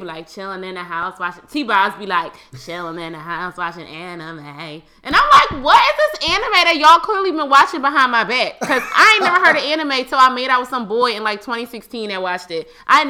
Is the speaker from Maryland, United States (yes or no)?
yes; Baltimore, Maryland, United States; I am from Baltimore.